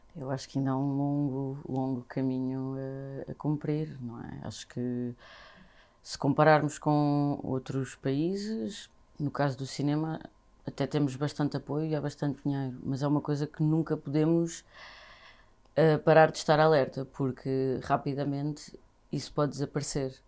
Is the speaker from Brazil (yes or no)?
no; Vila Franca de Xira, Lisbon, Portugal; now in Lisbon, Portugal; nasci e cresci em Vila Franca de Xira